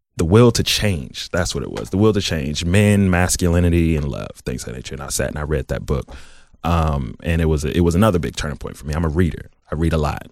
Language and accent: English; Southfield, Michigan, United States; moved away as an adult; also born or lived in Columbus, Ohio; I'm from the South Side. I, I grew up in Southfield